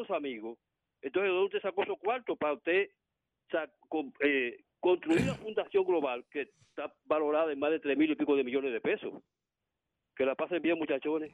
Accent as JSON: {"language": "Spanish", "town": "Santo Domingo", "region": "Distrito Nacional", "country": "Dominican Republic", "said": "soy de Villa Francisca"}